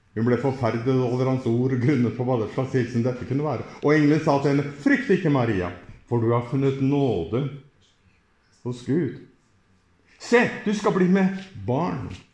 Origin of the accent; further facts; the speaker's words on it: Norway; Jeg kommer fra Norge